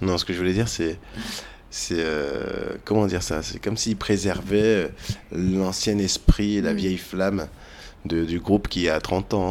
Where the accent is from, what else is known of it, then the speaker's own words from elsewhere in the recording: France; je suis français